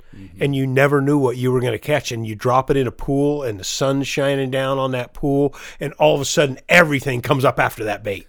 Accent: Chelan, Washington, United States; I grew up in, in Lake Chelan

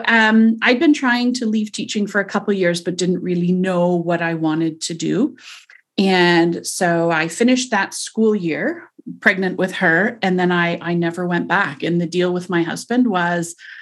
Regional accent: Montreal, Quebec, Canada; also born or lived in New Zealand; now in Toronto, Canada; I'm from Toronto. I was raised in Montreal, lived overseas in New Zealand for several years, came back to Toronto and have never left since.

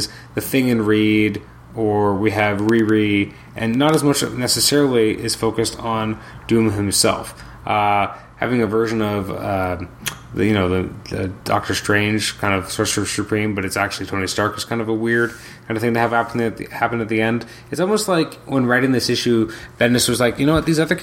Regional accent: Canada; I'm Canadian

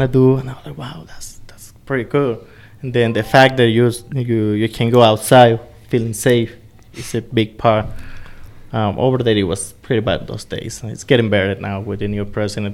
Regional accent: El Salvador; moved away as an adult; now in Denver, United States; I'm from El Salvador.

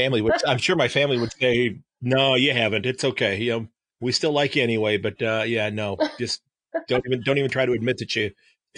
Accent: Sandusky, Ohio, United States; Born and raised in the same town I live in now. My grandparents had a house the next street over from where I live now.

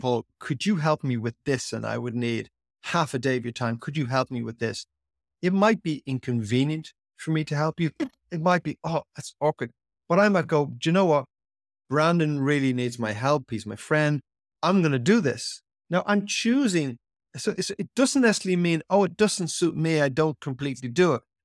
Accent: Ireland; how I was brought up in Ireland as a young boy

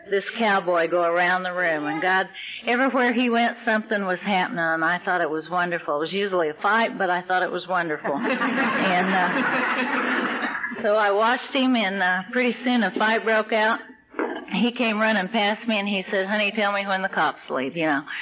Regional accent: Texas, United States; I was raised in the Texas Oklahoma Panhandle, and uh, my my dad worked in the oil fields, and we lived in a trailer house, and we moved around a lot.

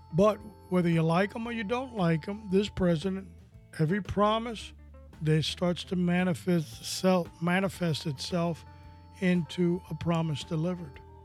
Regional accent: New York City, New York, United States; When I was growing up in New York City

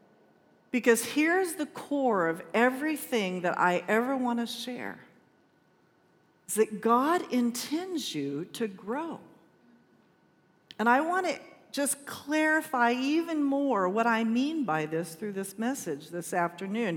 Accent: Shafter, California, United States; I was in the eighth grade and I was graduating from Richmond Junior High School in Shafter, California, nobody knows where that is, town of, you do, 6,000 people in the middle of nowhere

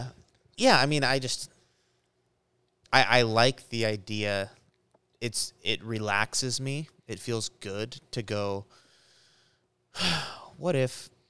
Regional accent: United States; I'm an American.

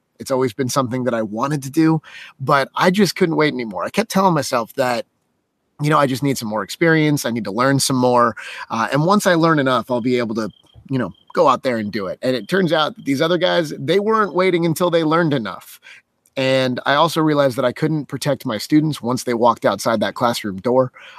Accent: Las Vegas, Nevada, United States; born there; I was born in Las Vegas, Nevada, which happens to have a town in it called Winchester, and it resides right in Clark County.

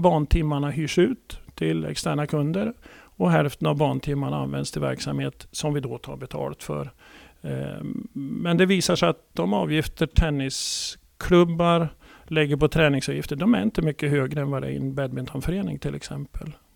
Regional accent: Gävle, Gävleborg County, Sweden; Född och uppvuxen i Gävle och i Stixlund

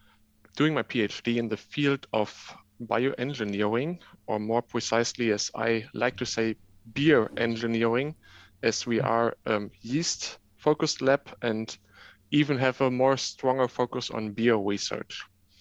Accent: Germany; English is a second language; moved away as an adult; now in Leuven, Belgium; I'm originally from Germany, but now living in Belgium.

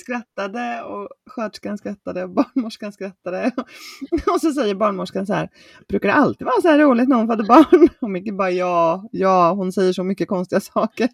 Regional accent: Småland, Sweden; now in Motala, Sweden; Sen är jag uppvuxen ska jag säga med att bada i en sjö som heter Issjön som ligger i Isult i Småland

